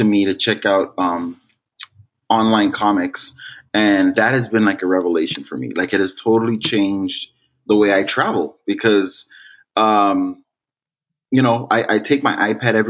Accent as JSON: {"language": "English", "town": "Los Angeles", "region": "California", "country": "United States", "tie": "born or raised there", "said": "I grew up in LA in Boyle Heights"}